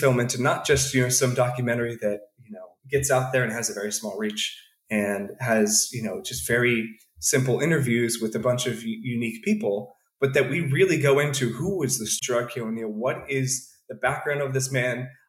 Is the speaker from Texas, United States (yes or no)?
no; Princeton, New Jersey, United States; I grew up in Princeton. I lived there for about 18 years.